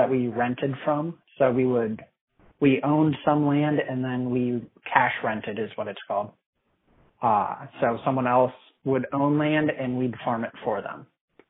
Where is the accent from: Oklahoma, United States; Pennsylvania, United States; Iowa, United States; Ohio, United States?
Iowa, United States; moved away as an adult; now in Kansas City, United States; I grew up in Iowa on a family farm